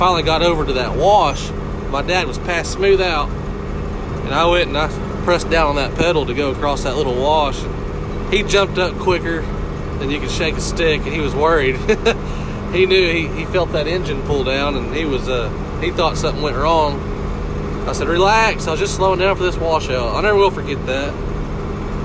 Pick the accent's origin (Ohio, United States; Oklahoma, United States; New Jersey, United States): Oklahoma, United States; Hobart; I'm from Hobart, Oklahoma. I grew up on a farm